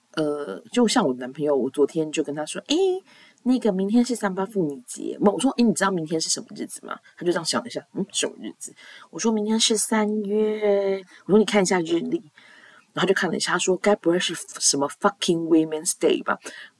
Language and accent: Chinese; Taiwan; 我们台湾人